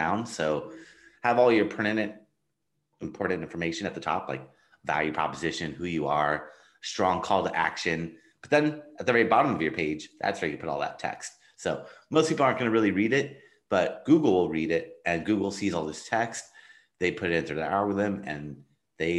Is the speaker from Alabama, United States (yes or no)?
no; Los Angeles, California, United States; I am from Los Angeles, California.